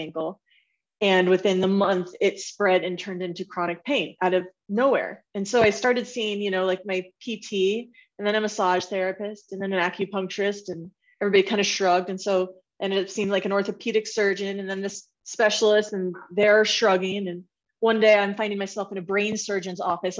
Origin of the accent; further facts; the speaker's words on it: Bay Area, California, United States; moved away as an adult; also born or lived in Washington State / Denver; I'm originally from the Bay Area, born and raised